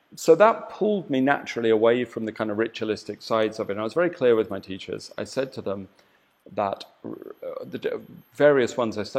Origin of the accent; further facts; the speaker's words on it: southern England, United Kingdom; moved away as an adult; now in Bali, Indonesia; I'm English. from the south of England